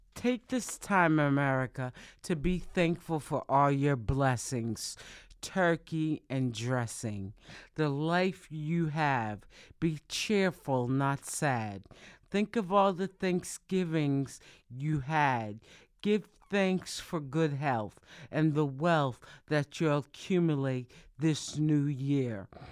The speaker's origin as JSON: {"language": "English", "town": "Boston", "region": "Massachusetts", "country": "United States", "said": "I'm from Boston. I live in Boston, Massachusetts."}